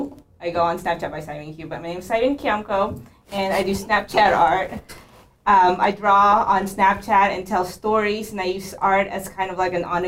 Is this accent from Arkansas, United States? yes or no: yes; Little Rock, Arkansas, United States; I'm from Arkansas, Little Rock, Arkansas.